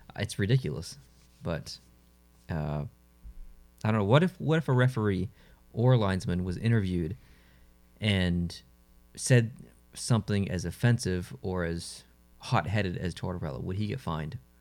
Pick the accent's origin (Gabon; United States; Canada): Canada; as a Canadian